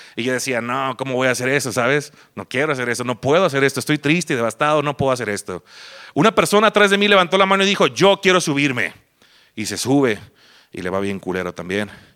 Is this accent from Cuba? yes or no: no; Mazatlán, Sinaloa, Mexico; moved away as an adult; now in Guadalajara, Mexico; yo vengo de Mazatlán, Sinaloa, ya tengo aquí este, ocho años más o menos. Me vine aquí, como todo pendejo que deja su lugar de nacimiento por una mujer